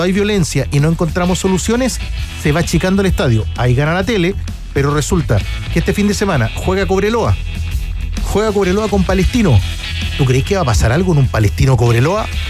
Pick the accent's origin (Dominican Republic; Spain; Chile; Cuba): Chile; yo digo como chileno, que ya tengo mis años